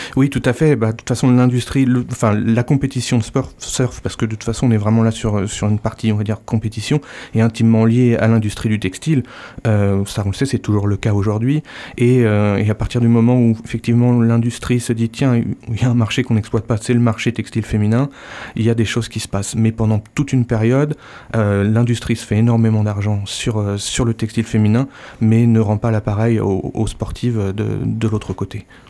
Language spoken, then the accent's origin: French; Normandy, France; also born or lived in United States; now in Landes, France; je suis normand, né euh, sous la pluie, mais proche de, proche de la mer aussi.